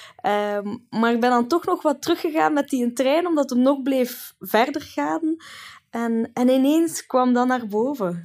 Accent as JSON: {"language": "Dutch", "country": "Italy", "tie": "born or raised there", "moved": "yes", "said": "heel mijn kindertijd in Italië"}